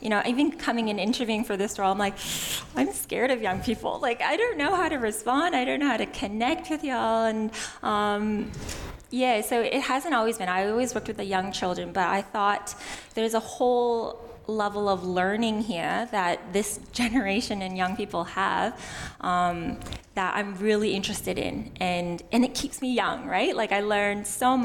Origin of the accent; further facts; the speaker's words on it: Canada; moved away as an adult; now in Australia; You might notice from my non-Aussie accent. I was born and raised in Canada.